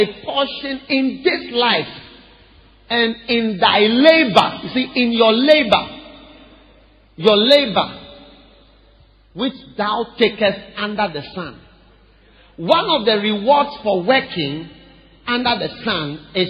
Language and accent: English; Ghana; I'm Ghanaian. I'm from Ghana. Even if you think I'm not Ghanaian, I'm Ghanaian. Because this is where I've been all my life